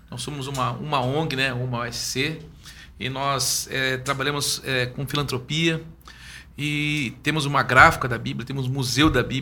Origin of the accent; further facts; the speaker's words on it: Curitiba, Paraná, Brazil; also born or lived in Rio Grande do Sul / Porto Alegre; now in Belo Horizonte, Brazil; Eu sou de Curitiba, estou aqui há quatro anos, né?